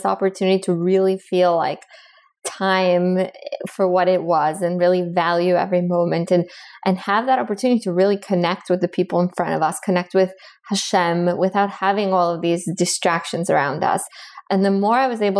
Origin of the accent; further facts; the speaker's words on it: Miami, Florida, United States; moved away as an adult; also born or lived in Bogota, Colombia; now in Boston, United States; I was born in Colombia in South America. I grew up in Miami